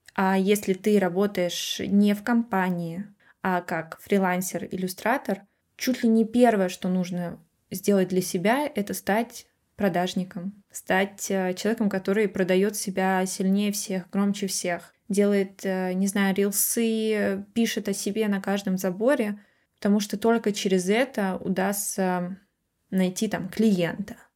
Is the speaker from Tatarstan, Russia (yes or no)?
no; Moscow, Russia; я росла в Москве